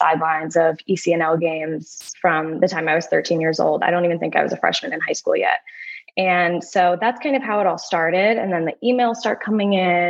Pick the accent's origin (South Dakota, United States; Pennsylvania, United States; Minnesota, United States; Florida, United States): Pennsylvania, United States; Bucks County; I grew up in Bucks County, Pennsylvania